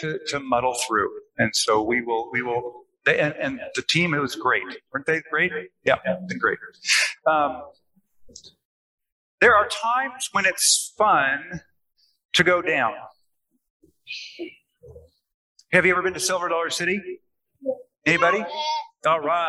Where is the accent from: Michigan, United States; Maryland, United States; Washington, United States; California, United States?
Washington, United States; Seattle; now in Arkansas, United States; I'm from Seattle